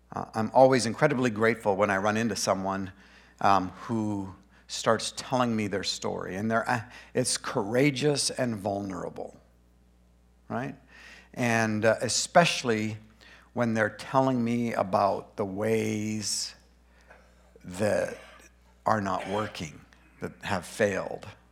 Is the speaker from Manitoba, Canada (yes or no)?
no; Grand Prairie, Alberta, Canada; also born or lived in Boring, Oregon; now in Brush Prairie, United States; I was born in Grand Prairie, Alberta